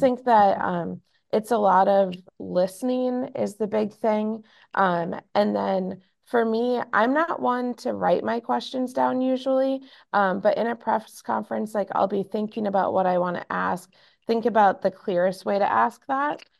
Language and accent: English; Minnesota, United States; I am born and raised in Minnesota